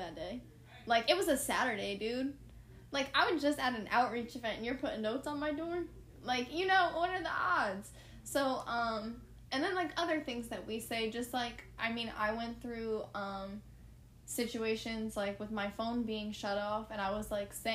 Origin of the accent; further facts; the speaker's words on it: New Jersey, United States; moved away as an adult; now in Florida, United States; I'm from New Jersey. When I moved to Florida 4 years ago